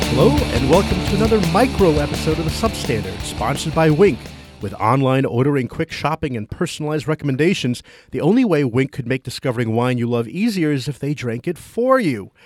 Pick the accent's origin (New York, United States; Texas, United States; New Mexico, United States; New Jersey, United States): New Jersey, United States; Toms River; my hometown of Tom's River, New Jersey